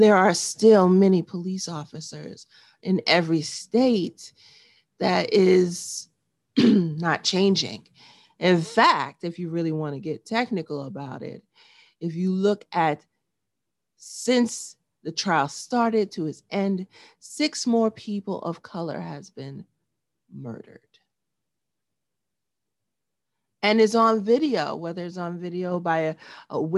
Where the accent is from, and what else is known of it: New York, United States; born or raised there